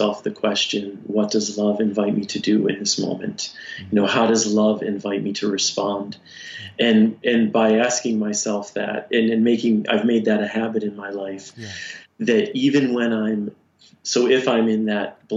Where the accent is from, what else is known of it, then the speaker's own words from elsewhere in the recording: Detroit, Michigan, United States; I grew up in the Detroit area, and in high school there was this radio show